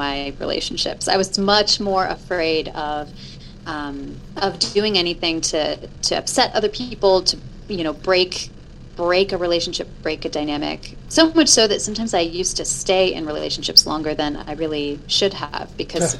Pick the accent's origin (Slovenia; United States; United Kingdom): United States; Illinois; moved away; I'm originally from Illinois